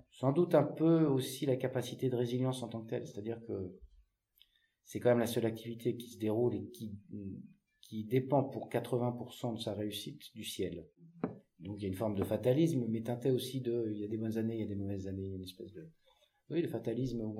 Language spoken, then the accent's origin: French; Centre-Val de Loire, France; fois que je suis monté dans une moissonneuse batteuse, j'avais peut-être, je sais pas, 10-12 ans, chez moi dans le Loir-et-Cher.